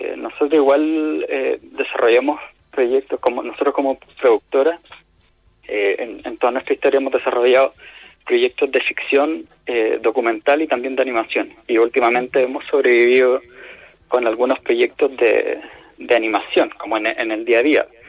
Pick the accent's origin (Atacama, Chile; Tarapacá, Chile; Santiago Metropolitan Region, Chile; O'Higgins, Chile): Atacama, Chile; Vallenar; nosotros somos de Vallenar